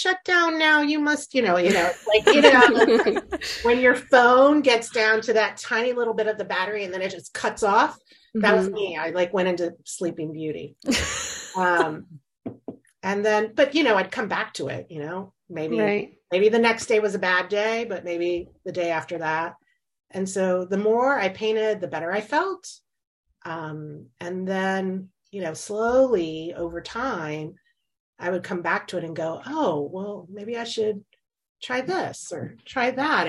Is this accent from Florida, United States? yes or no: yes; Florida, United States; moved away as an adult; also born or lived in North Carolina; now in Virginia, United States; I was born and raised in Florida